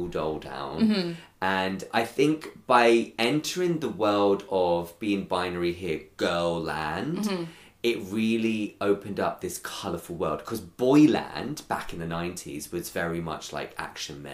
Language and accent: English; London, United Kingdom; I am from North London through and through. So a little place called Crouch End